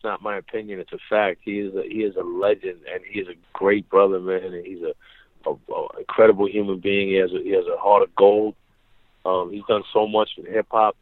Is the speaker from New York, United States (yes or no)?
yes; New York City, New York, United States; this is where I'm from.